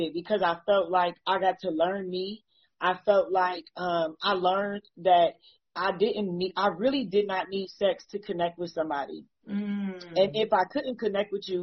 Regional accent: Akron, Ohio, United States; I'm from Akron, Ohio as well.

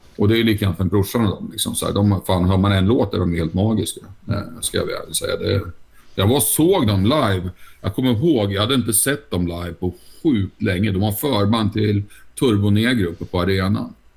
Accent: Nyköping, Södermanland, Sweden; hemma i Nyköping

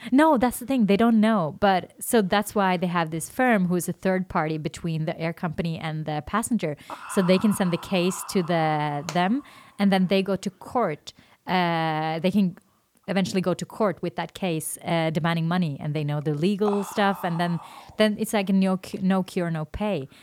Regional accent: Oslo, Norway; English is a second language; moved away as an adult; now in Denmark; I'm from Norway, but I'm based in Denmark

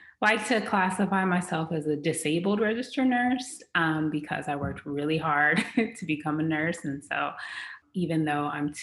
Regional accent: Los Angeles, California, United States; also born or lived in Beverly Hills, California; I grew up in the Los Angeles, California area

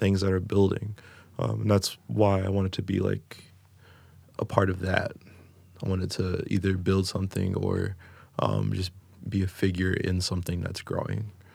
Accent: Coral Springs, Florida, United States; moved away as an adult; also born or lived in Elyria, Ohio / Texas / Los Angeles / Sacramento; now in Cleveland, United States; I was raised in South Florida in Coral Springs

